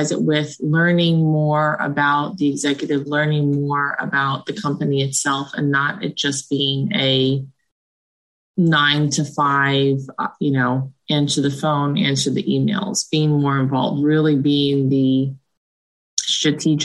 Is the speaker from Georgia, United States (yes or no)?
no; New Jersey, United States; born or raised there